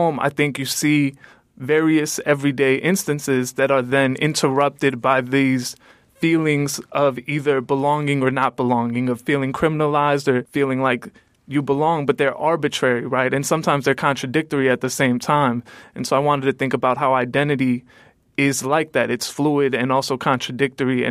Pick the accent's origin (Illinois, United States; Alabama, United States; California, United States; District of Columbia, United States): Illinois, United States; Calumet City; I come from Calumet City, which is a predominantly African-American city